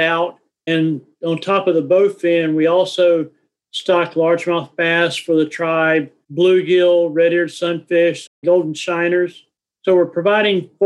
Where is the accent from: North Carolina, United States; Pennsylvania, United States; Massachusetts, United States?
North Carolina, United States; I grew up in North Carolina